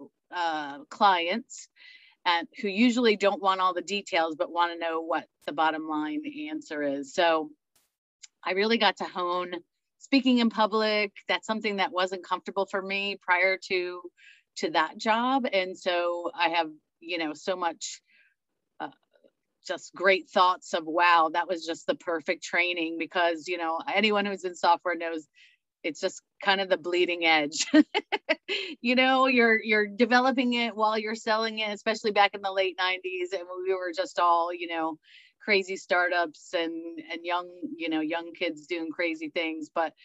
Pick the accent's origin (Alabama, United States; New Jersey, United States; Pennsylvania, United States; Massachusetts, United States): New Jersey, United States; I grew up in New Jersey, where wine came in a jug or a box